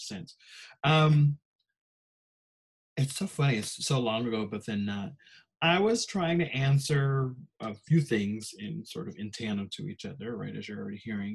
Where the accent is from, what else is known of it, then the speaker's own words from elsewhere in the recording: Chicago, Illinois, United States; moved away; also born or lived in Minnesota; I grew up in Chicago